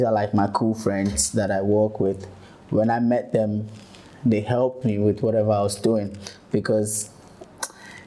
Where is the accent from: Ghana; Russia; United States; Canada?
Ghana; Ashaiman, Greater Accra; I come from Ashaiman.